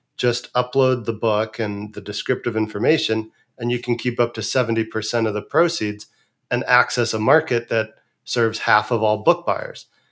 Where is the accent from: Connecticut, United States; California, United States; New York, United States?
California, United States; San Francisco Bay Area; growing up in San Francisco Bay Area in the nineteen eighties into the nineties